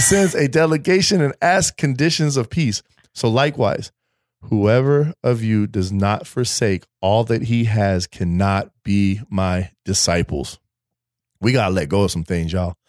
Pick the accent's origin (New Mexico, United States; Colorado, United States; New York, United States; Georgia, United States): Colorado, United States; now in East Coast, United States; I'm from Colorado.